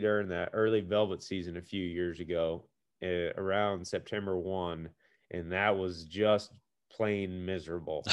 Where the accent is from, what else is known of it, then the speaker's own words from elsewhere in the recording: Missouri, United States; also born or lived in Iowa; I'm from Missouri